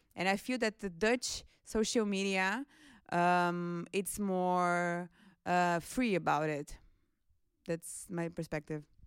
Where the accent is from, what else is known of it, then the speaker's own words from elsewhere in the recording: Brazil; now in Netherlands; I'm from Brazil, and I work at the International Office